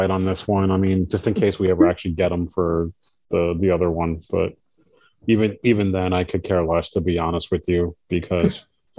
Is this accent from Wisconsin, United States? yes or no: no; Bergen County, New Jersey, United States; where I grew up in Jersey, in Bergen County.